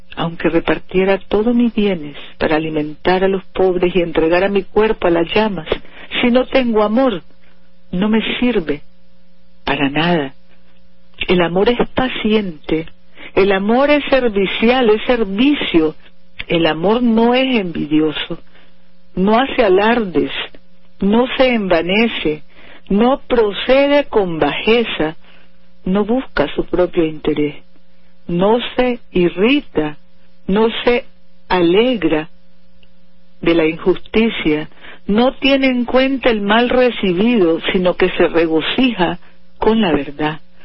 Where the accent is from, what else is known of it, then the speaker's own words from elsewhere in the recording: Nicaragua; las familias nicaragüenses, que somos obra de Dios